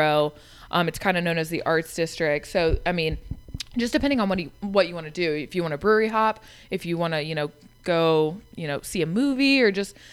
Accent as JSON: {"language": "English", "region": "Ohio", "country": "United States", "also_born_or_lived": "Wilmington, North Carolina", "moved": "as an adult", "lives_now": "Charlotte, United States", "said": "I'm originally from Ohio."}